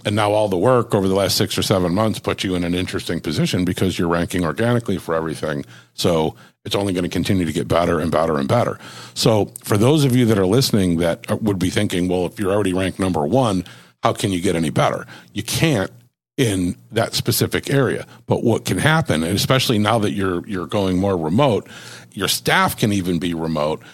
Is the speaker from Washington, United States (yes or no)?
no; Buffalo, New York, United States; moved away; I grew up in Buffalo.